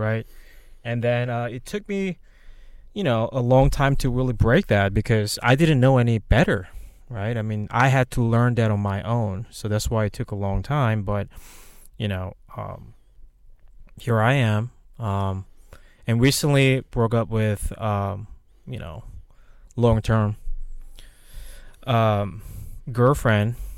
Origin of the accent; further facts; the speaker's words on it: South Korea; moved away; I'm originally from Korea. I came here in two thousand eight. Um, I, so basically was born and raised in Korea